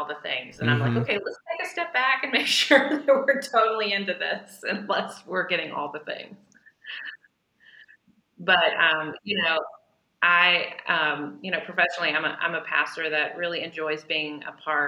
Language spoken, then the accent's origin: English; Chattanooga, Tennessee, United States; I grew up in Chattanooga, Tennessee